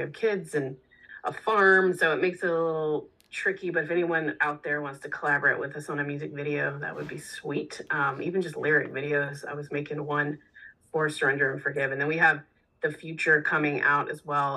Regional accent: Texas, United States; moved away; also born or lived in New York City; I I grew up in in Texas

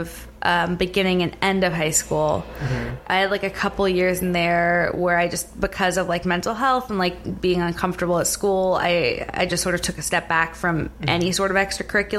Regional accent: Silicon Valley, South Bay Area, California, United States; moved away; I grew up like right in the middle of Silicon Valley in the 90s

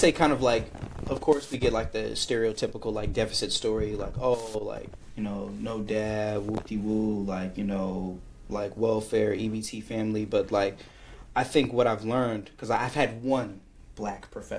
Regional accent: California, United States; now in Philadelphia, United States; considering that I came from California in the Bay Area, I went to a majority black city.

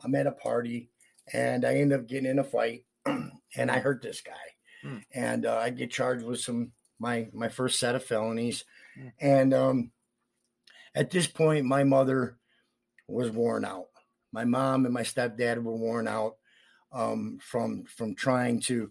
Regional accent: Palmyra, New York, United States; moved away; also born or lived in Rochester, New York / Greece, New York; I grew up in Palmyra

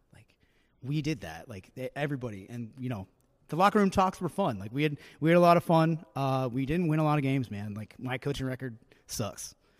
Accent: New Hampshire, United States; I'm from New Hampshire, but I was kind of raised on New England sports talk radio

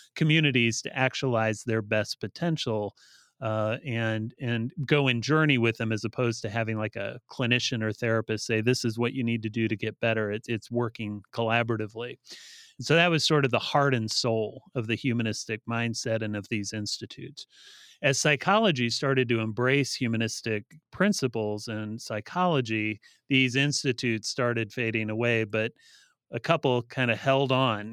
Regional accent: Bryan, Ohio, United States; also born or lived in Defiance, Ohio / Lima, Ohio; now in California, United States; I grew up in rural Northwest Ohio. Uh, so I was uh, born and raised in uh, uh towns that were probably too small to know uh, for most people, but Bryan, Ohio, and Defiance

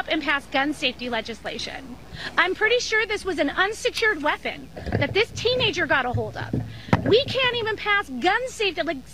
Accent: Highland Park, Illinois, United States; I'm from Highland Park

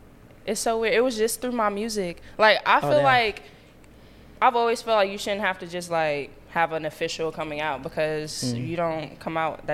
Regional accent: Atlanta, Georgia, United States; I'm an artist and I'm from Atlanta.

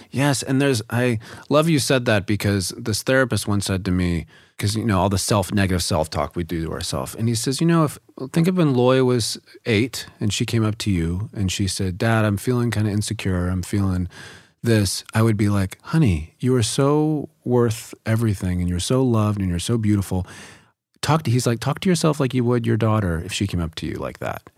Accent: the South, United States; growing up in the South.

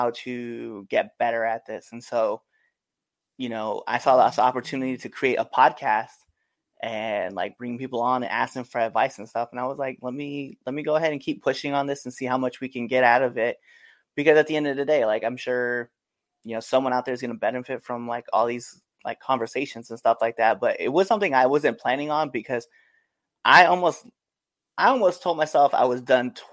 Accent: Maryland, United States; I'm from Maryland

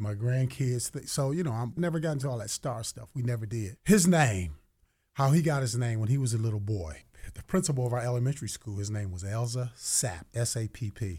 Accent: Hamilton, Ohio, United States; We're from Hamilton, Ohio

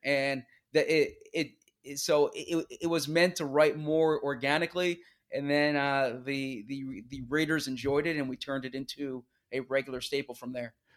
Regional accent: Philadelphia, Pennsylvania, United States; growing up in the Philadelphia area, at the time I, I did in the, you know, in the, in the nineties

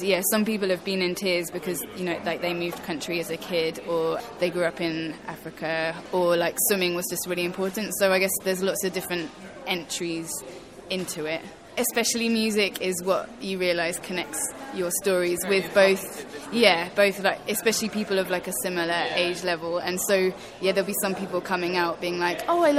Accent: Basingstoke, South East England, United Kingdom; also born or lived in Zambia; When I was 12, I moved from Basingstoke to Zambia, as you do, and I was there until I was 15

